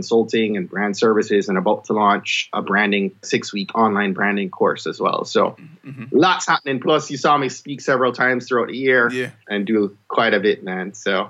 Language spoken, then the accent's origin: English; Jamaica; now in Maryland, United States; I'm a Jamaican